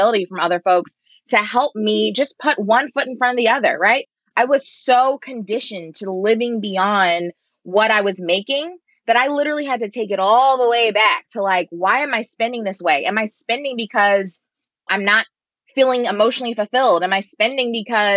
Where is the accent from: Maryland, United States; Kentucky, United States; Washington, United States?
Maryland, United States; Baltimore; moved away as an adult; also born or lived in New York City; growing up in Baltimore